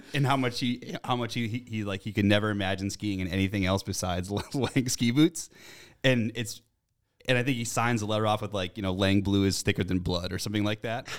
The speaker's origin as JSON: {"language": "English", "region": "Massachusetts", "country": "United States", "said": "I'm from Mass"}